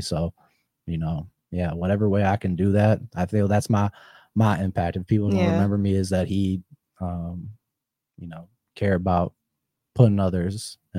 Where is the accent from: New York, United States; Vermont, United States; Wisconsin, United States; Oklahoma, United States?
Wisconsin, United States; moved away; Oh yeah, we came from Wisconsin and moved here now.